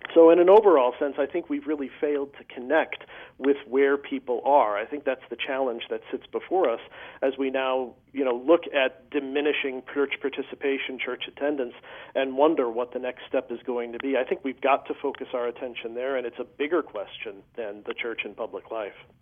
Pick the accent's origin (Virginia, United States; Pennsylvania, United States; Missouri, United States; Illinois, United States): Illinois, United States; Chicago; I grew up in the Archdiocese of Chicago